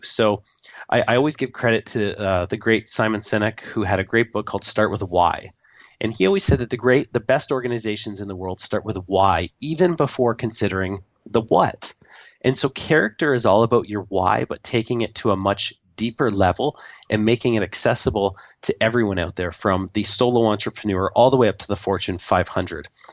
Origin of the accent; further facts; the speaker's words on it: Canada; I am the Canadian